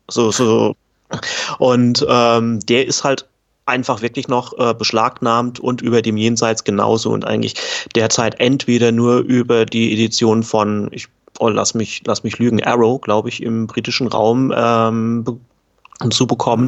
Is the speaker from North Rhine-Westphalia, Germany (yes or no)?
no; Kaiserslautern, Rhineland-Palatinate, Germany; Kaiserslautern schreibe ich allerdings ja dann auch sowieso meistens ähm, hier rein, ist äh, die Heimat von mir